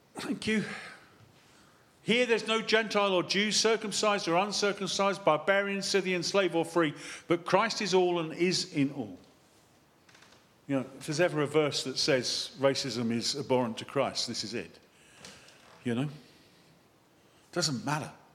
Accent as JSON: {"language": "English", "country": "United Kingdom", "said": "being British"}